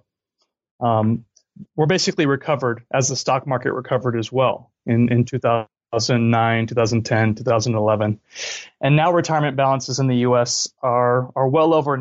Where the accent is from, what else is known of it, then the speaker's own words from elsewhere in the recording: California, United States; moved away; also born or lived in Cologne, Germany / New York; I grew up in California